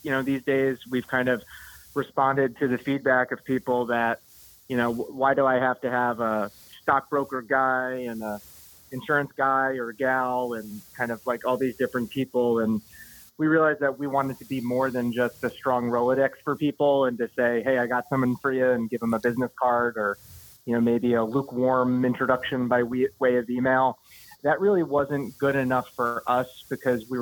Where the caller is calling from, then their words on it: New Hampshire, United States; calling from up in New Hampshire